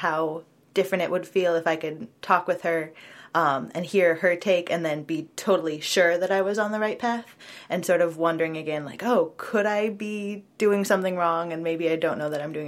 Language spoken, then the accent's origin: English; Portland, United States; also born or lived in Minnesota; I'm from Portland